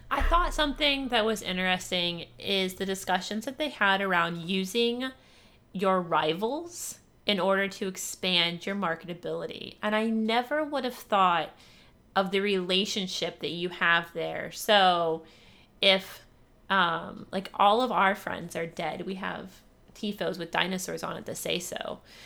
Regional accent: Ohio, United States; I grew up in Ohio

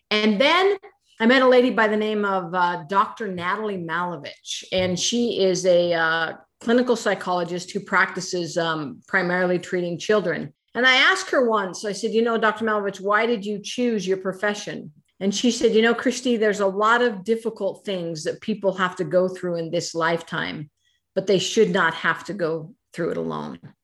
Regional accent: Idaho, United States; I was born and raised in Idaho.

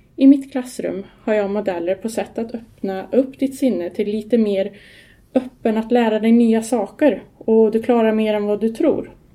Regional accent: Skara, Västra Götaland, Sweden; Jag är uppväxt i Skara på 70-talet

